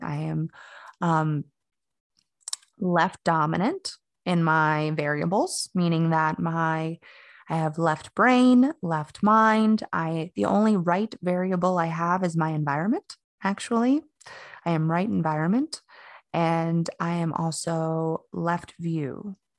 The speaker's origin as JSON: {"language": "English", "town": "Fort Lauderdale", "region": "Florida", "country": "United States", "tie": "born or raised there", "moved": "as an adult", "lives_now": "Asheville, United States", "said": "I grew up in South Florida. Um, I was born in Fort Lauderdale, and I basically have lived all over Florida at this point"}